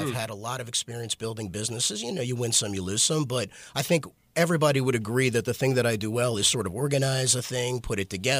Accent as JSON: {"language": "English", "town": "Baltimore", "region": "Maryland", "country": "United States", "said": "We're from here."}